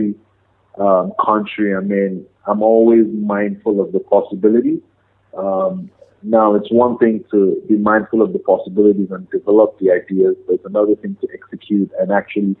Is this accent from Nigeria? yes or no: yes; Jos, Plateau, Nigeria; moved away as an adult; also born or lived in Lagos, Nigeria / United Kingdom; I come from Nigeria, come from Jos, precisely, Plateau State. I did my first 18 years of education in Nigeria